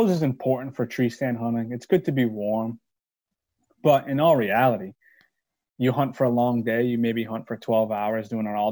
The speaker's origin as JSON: {"language": "English", "region": "East Coast", "country": "United States", "said": "I'm from East Coast. I'm a newbie."}